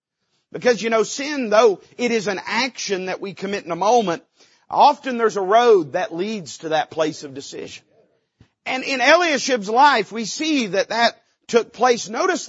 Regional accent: Appalachia, United States; I'm an Appalachian American

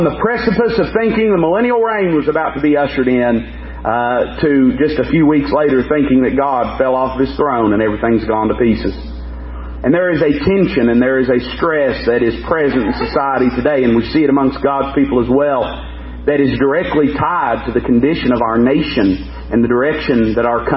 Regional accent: United States; as an American

